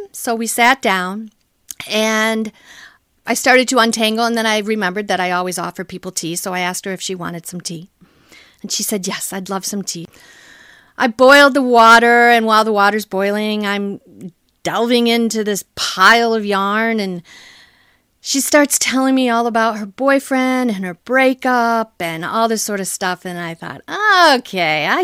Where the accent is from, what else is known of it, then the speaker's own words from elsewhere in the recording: Michigan, United States; moved away as an adult; now in Washington, D.C., United States; I'm originally from Michigan